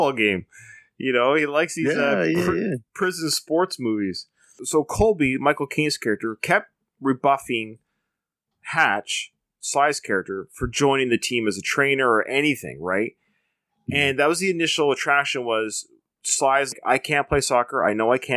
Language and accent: English; Canada; Knowing a little bit of French, just being Canadian